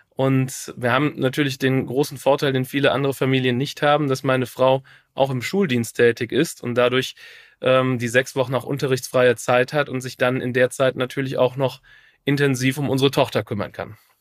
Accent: Troisdorf, North Rhine-Westphalia, Germany; ich bin ja Spicherjung, also ein Spicher Bleimops

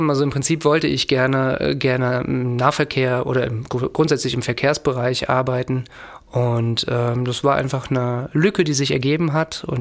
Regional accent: Frankfurt, Hesse, Germany; Als Frankfurter ist die VGF dann natürlich naheliegend.

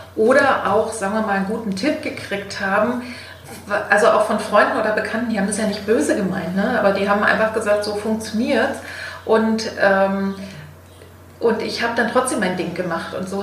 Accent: East Germany, Germany; ich bin in, in der DDR geboren

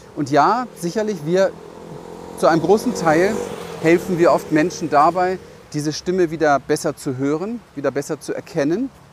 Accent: Berlin, Germany; ich bin in Berlin aufgewachsen, im Hinterhof

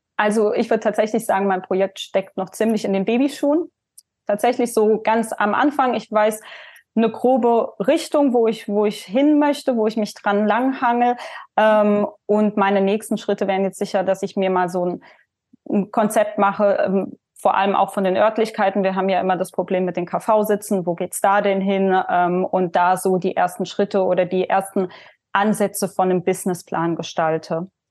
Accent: Leimen, Baden-Württemberg, Germany; also born or lived in Heidelberg / Mannheim; die ist 1989 in Heidelberg geboren. Ähm, bin dann in der Nähe in einer Kleinstadt in Leimen aufgewachsen

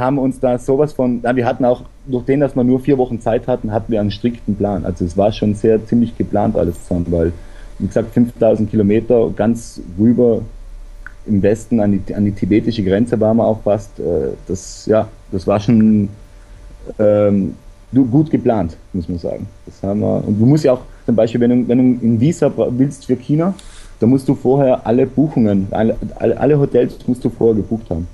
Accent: South Tyrol, Trentino-Alto Adige, Italy; ich komme aus Südtirol und bin da eigentlich aufgewachsen in recht guter Luft

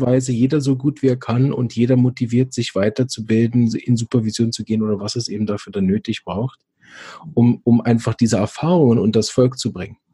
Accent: Switzerland; bei uns in der Schweiz

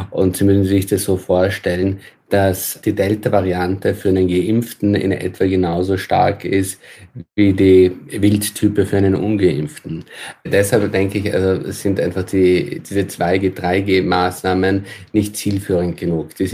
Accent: Austria; now in Germany; Also schauen wir ins Nachbarland nach Österreich, mein Heimatland, dann sind dort die Inzidenzen wesentlich höher.

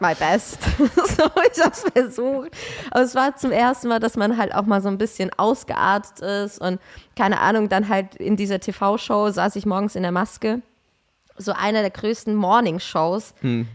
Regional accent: Aschaffenburg, Bavaria, Germany; ich komme doch aus Aschaffenburg

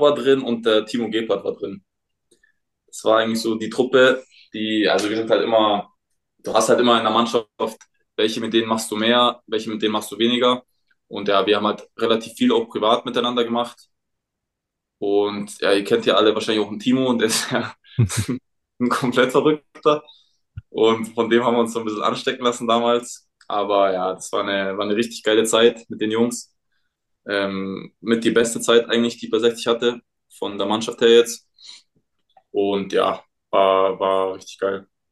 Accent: Munich, Bavaria, Germany; ich komme ja aus München

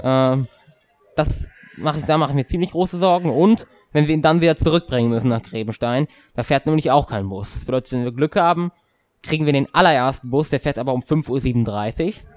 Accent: Hesse, Germany; bei uns in Hessen

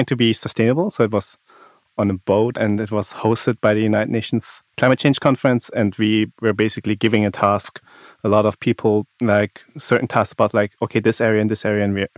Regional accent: Baden-Württemberg, Germany; I grew up in the Black Forest, so nature has been a big part of like my life.

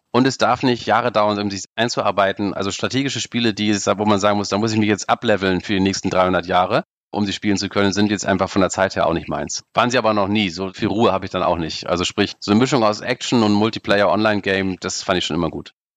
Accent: Baltic Sea coast, Germany; ich bin in der Ostsee groß geworden

